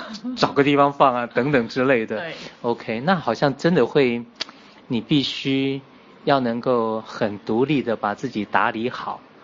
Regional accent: Taiwan; 因为像我是台湾来的嘛

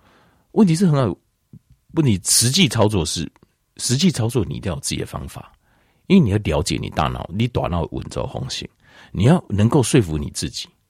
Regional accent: Taiwan; 咱台湾人，我们台湾人都追求小确幸

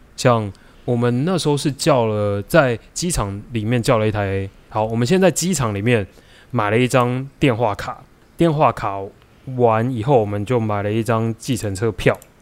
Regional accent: Taiwan; also born or lived in United States; 我们台湾人

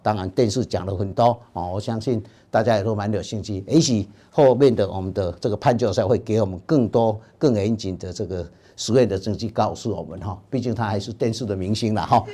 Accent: Taiwan; 而且我们台湾人的这些粪便的菌种，绝对跟欧洲人、跟白种人绝对是不一样的

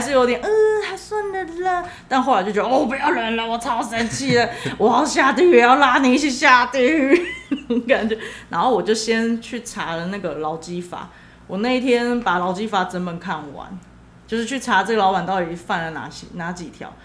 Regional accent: Taiwan; 我台湾人我是没有看过有人这样子的

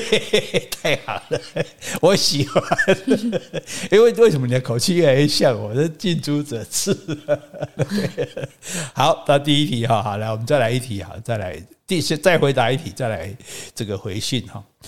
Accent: Taiwan

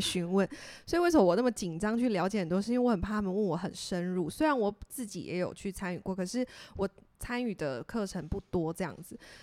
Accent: Tainan, Taiwan; 我的家乡，台南，我们的古都

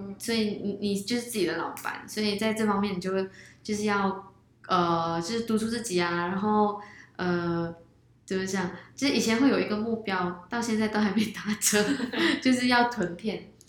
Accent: Malaysia; now in Taiwan; 那我是来自马来西亚的 YouTuber，我现在暂时是，呃，在台湾做 YouTube

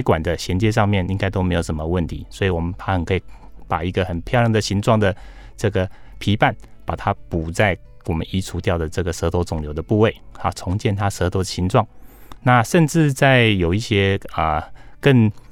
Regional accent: Taiwan; 我们台湾人口没那么多

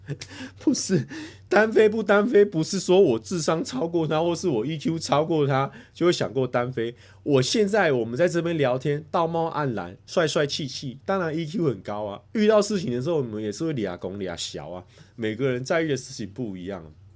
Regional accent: Taichung, Taiwan; 我在台中长大，我有一个爸爸、一个妈妈

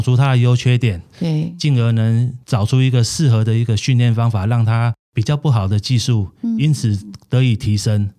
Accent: Taiwan; 我们台湾人

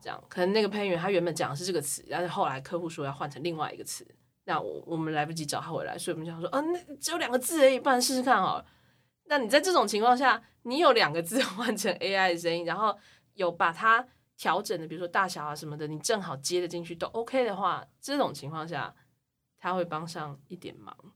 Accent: Taiwan; 我们台湾人

